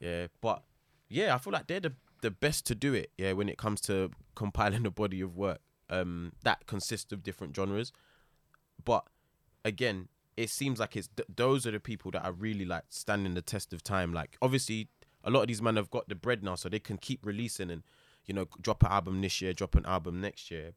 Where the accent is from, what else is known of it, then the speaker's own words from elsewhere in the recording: London, United Kingdom; growing up in London